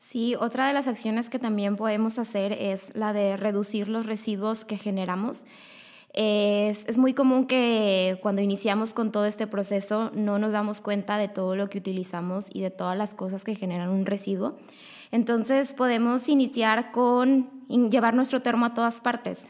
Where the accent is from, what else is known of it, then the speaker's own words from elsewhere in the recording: Monterrey, Nuevo León, Mexico; yo tengo 23 años y soy de aquí, de Monterrey